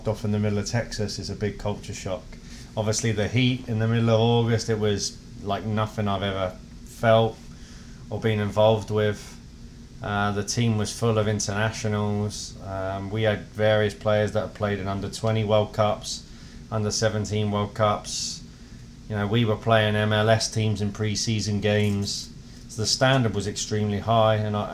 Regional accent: Portsmouth, South East England, United Kingdom; now in Iowa, United States; growing up in England, soccer is a way of life

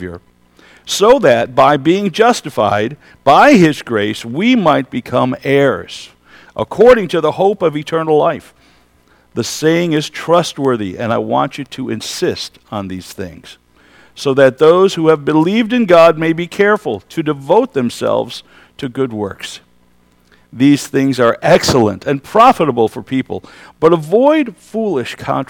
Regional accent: Kenwood Heights, New York, United States; I was raised in the Alliance Church in Kenwood Heights, New York. That's a little west of here, actually.

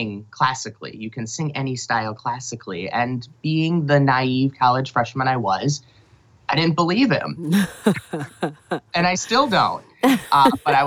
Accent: Eau Claire, Wisconsin, United States; the university in my hometown, the University of Wisconsin, Eau Claire

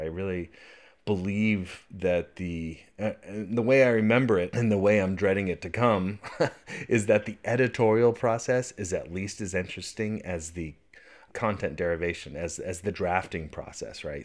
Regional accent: Mount Diablo, East Bay, California, United States; I grew up on Mount Diablo here in the East Bay, and that is my mountain

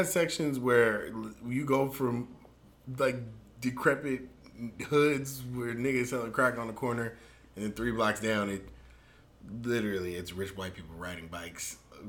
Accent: Long Beach, California, United States; I'm obviously from Long Beach, California. I definitely spent numerous years, time doing all kinds of things in every corner of that city. I know that place like the back of my hand.

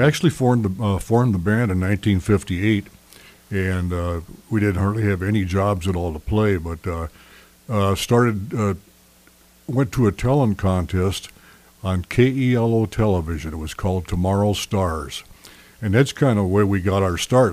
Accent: Sioux Falls, South Dakota, United States; my hometown in Sioux Falls, South Dakota.

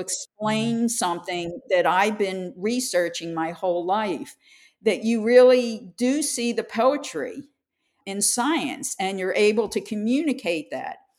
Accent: Philadelphia, Pennsylvania, United States; I grew up in Philadelphia as a young child

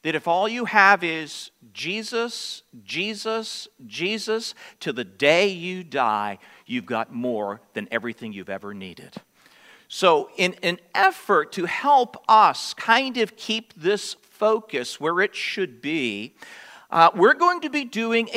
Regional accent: United States; being American Christians

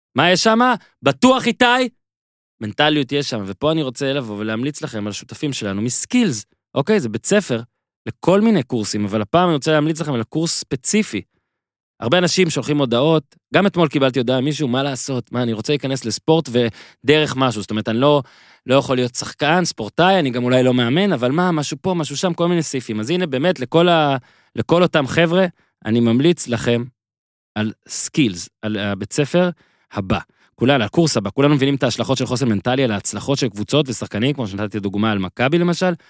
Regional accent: Northern District, Israel; אני מהצפון

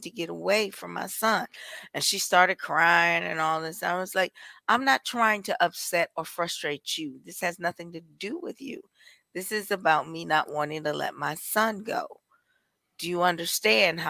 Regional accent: Milwaukee, Wisconsin, United States; From the heart of Milwaukee.

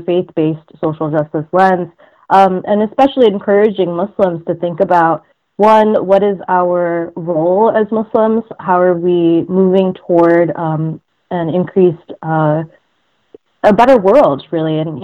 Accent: Detroit, Michigan, United States; I was born in Detroit, raised in Michigan. I've kind of been hopping around the state my entire life

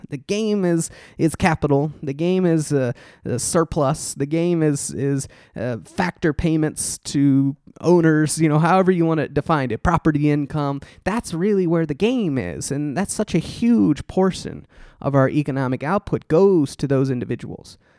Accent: Texas, United States; growing up in Texas

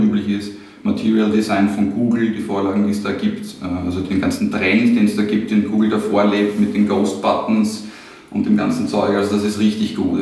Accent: Trumau, Lower Austria, Austria; also born or lived in Vienna; now in Mödling, Austria; Also bin 1984 geboren in Wien. Mhm. Ähm, aufgewachsen in Trumau

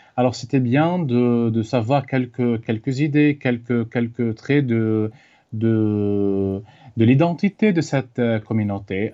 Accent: Lebanon; moved away; d'origine libanaise, né en 1992 dans un village qui s'appelle Farshima

